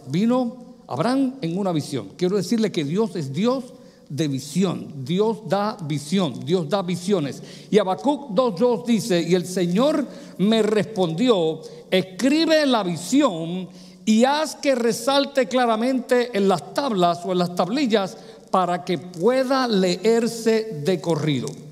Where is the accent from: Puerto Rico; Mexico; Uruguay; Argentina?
Puerto Rico; moved away; also born or lived in New York / Pennsylvania / Michigan; en mi país, Puerto Rico, cuando me mudé a Nueva York, a Pensilvania, a Michigan y aquí